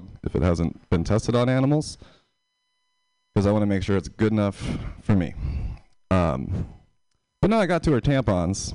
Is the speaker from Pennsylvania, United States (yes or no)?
yes; Pennsylvania, United States; now in San Francisco, United States; I'm from Pennsylvania.